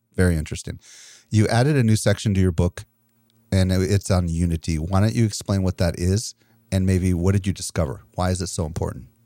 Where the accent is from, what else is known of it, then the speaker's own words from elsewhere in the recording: Wisconsin, United States; I'm from Wisconsin